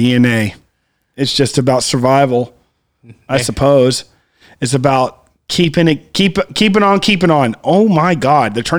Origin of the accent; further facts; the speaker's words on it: Cuero, Texas, United States; I'm from a little town, Cuero